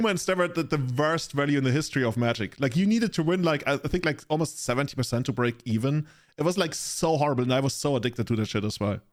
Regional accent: Germany; I'm from the Germany.

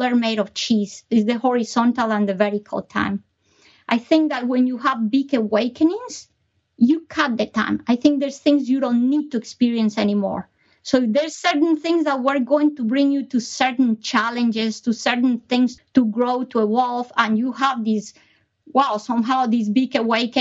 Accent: Colombia; moved away; I was born in Colombia

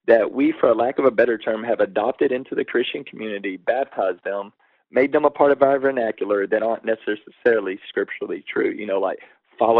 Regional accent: Waco, Texas, United States; I grew up in Waco, Texas

